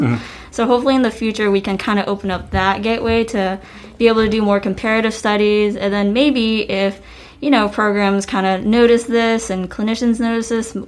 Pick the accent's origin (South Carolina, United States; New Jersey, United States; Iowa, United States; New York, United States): South Carolina, United States; Spartanburg; I'm originally from Spartanburg, South Carolina, born and raised. Uh, I've lived here all my life